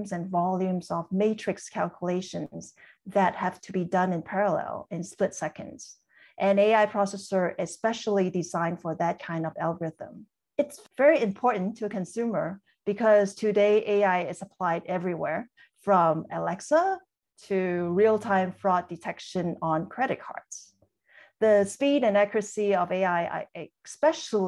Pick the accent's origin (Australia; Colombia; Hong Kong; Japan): Hong Kong; moved away; I was born and raised in Hong Kong.